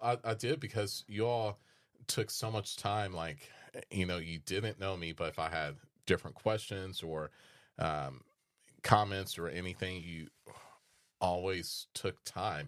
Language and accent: English; Des Moines, Iowa, United States; moved away; I was born in Des Moines, Iowa